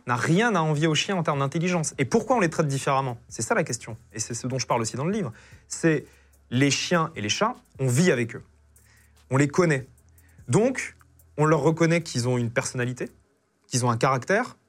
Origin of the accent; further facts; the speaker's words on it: Pompertuzat, Occitania, France; j'ai grandi euh, à Pompertusa, au sud de Toulouse